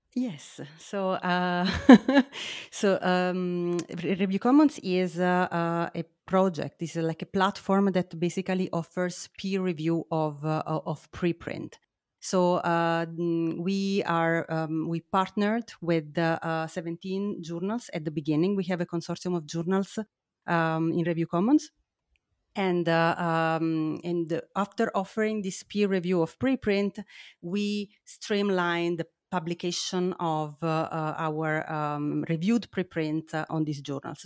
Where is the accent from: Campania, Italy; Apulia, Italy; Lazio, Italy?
Campania, Italy; Naples; English is a second language; moved away as an adult; now in Heidelberg, Germany; I am originally from Italy, as you might hear, and I studied in Naples, uh, my hometown, and then, uh, I, um, I moved to, uh, to Heidelberg for, for my postdoc.